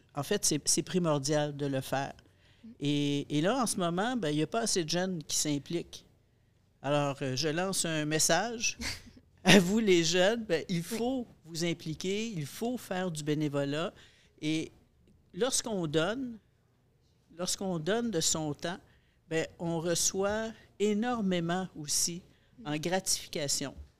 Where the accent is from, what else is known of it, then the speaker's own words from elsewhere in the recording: Montreal, Quebec, Canada; dans mon milieu, dans mon, dans mon patelin, à Pointe-aux-Trembles